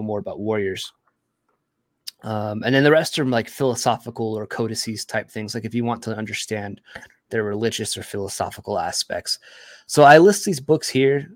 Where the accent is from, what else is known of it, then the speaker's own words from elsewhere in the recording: United States; being an American-born, um, Latino a Hispanic individual